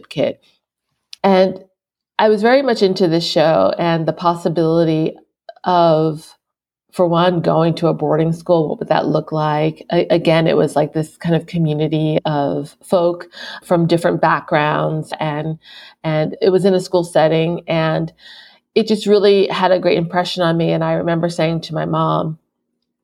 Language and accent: English; Philadelphia, Pennsylvania, United States; moved away as an adult; also born or lived in Japan / China / New York; I am currently in Philadelphia, PA, and coincidentally, that is my hometown, and I lived abroad for 12 years